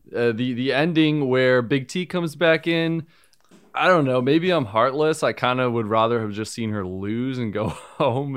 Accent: Northeast, United States; I'm from the Northeast

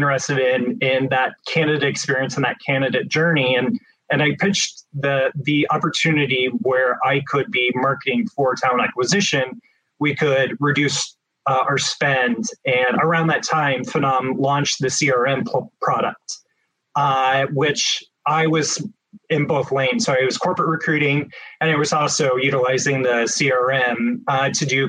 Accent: Midwest, United States; also born or lived in Phoenix, Arizona; now in Portland, United States; growing up in the Midwest, I missed the greenery

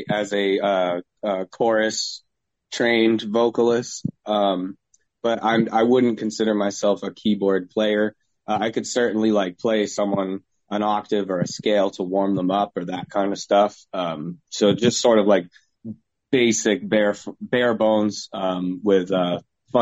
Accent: Cape Cod, Massachusetts, United States; We're from Cape Cod

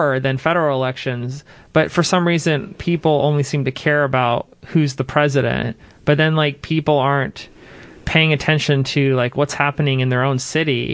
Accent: Jacksonville, Florida, United States; now in Seattle, United States; I'm from Jacksonville, Florida

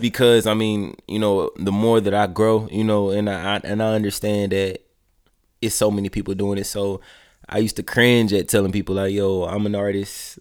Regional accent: Columbus, Georgia, United States; moved away as an adult; also born or lived in Daytona, Florida / Atlanta, Georgia; I'm from Columbus, Georgia.

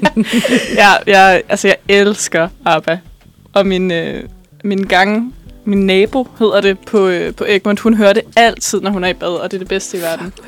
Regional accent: Bornholm, Capital Region of Denmark, Denmark; moved away; jeg er fra Bornholm, eller jeg er opvokset på Bornholm.

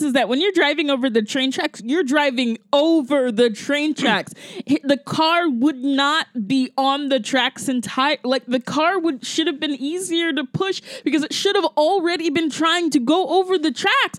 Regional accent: the South, United States; maybe it's because I'm from the South, but whenever I see it in movies, and it's two movies now that I've seen it, I get incredibly mad.

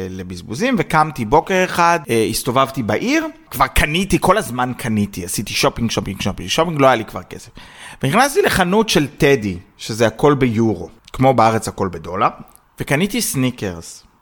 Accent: Israel; במיוחד בתור ישראלי יהודי, זאת אומרת שאני ורובן עכשיו חיפשנו אה, אה, דירה

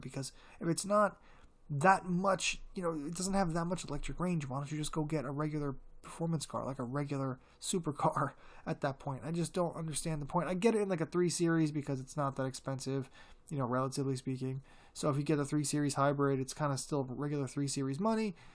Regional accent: United States; As an American en-, car enthusiast

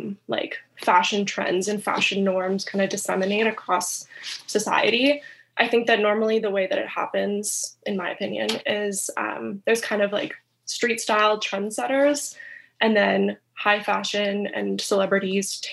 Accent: Canada; I'm from Canada

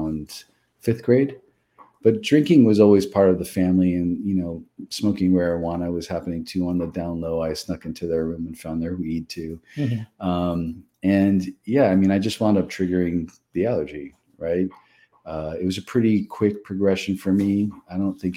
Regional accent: Los Angeles, California, United States; I was born and raised in Los Angeles, California

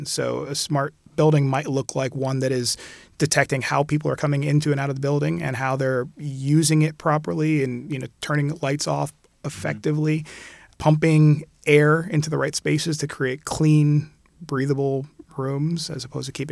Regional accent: Puerto Rico; also born or lived in Philadelphia / California / Jamaica / Barbados; I was born in Philadelphia, and we moved to California when I was really young. And I spent most of my youth actually in the Caribbean. Most of it was in Puerto Rico

